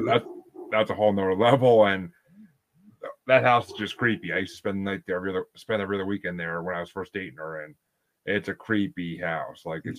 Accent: New York, United States; I grew up in New York

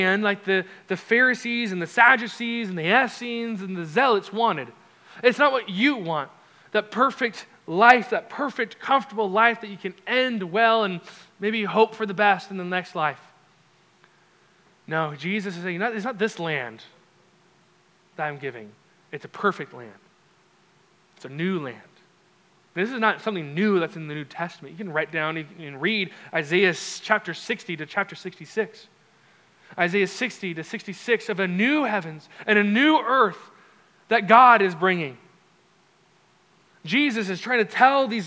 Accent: Orange County, Southern California, United States; moved away as an adult; also born or lived in Albuquerque, New Mexico; I grew up in Southern California, Orange County specifically

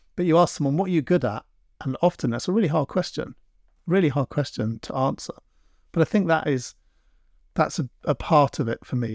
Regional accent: London, United Kingdom; moved away as an adult; now in Devon, United Kingdom; I grew up in London and I never really got, I, I was a bit of a city boy

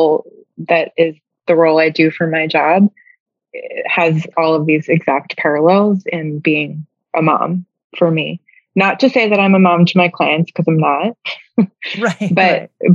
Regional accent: New York, United States; moved away as an adult; now in Savannah, United States; I'm from New York and like started work, you know, doing this work in New York

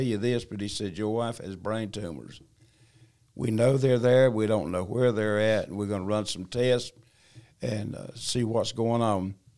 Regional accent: China Grove, North Carolina, United States; also born or lived in Albemarle, North Carolina; I was born in Albemarle, North Carolina. Uh, my dad and mo-, mom, uh, worked in the textiles, so they, uh, came to China Grove, and, uh, and we moved there. I was I was probably four or five years old

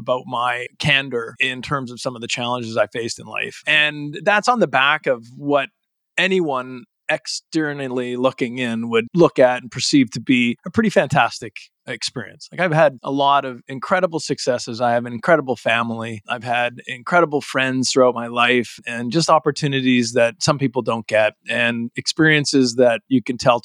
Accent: Calgary, Alberta, Canada; moved away; I was originally from Calgary, Alberta

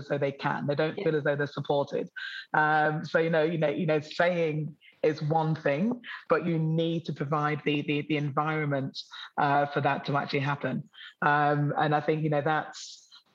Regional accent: Newark-on-Trent, East Midlands, United Kingdom; now in Sydney, Australia; I grew up in Middle England, historical Newark on Trent

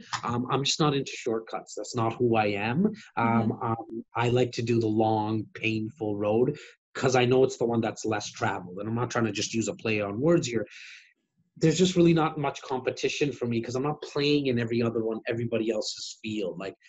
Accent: Wrexham, Wales, United Kingdom; moved away; But I'm born and raised in Wrexham. That's where my heart is at, for sure.

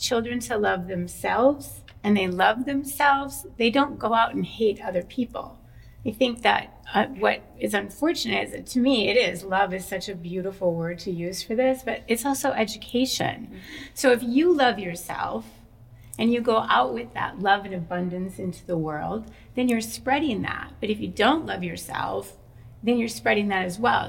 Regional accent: Minnesota, United States; I grew up in Minnesota, and in Minnesota is really very white

